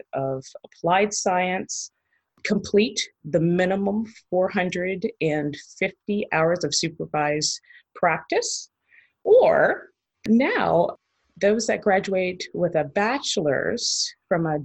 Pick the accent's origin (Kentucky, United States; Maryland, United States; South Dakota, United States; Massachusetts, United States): Maryland, United States; moved away as an adult; also born or lived in Connecticut / Cincinnati; I am originally from Maryland